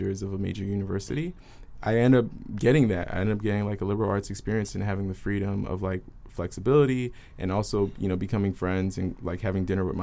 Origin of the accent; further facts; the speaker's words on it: Philadelphia, Pennsylvania, United States; now in Seattle, United States; My parents are from Haiti. I'm from North Philly.